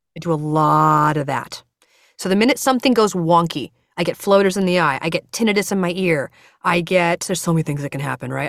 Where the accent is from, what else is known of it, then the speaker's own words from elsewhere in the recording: United States; I'm American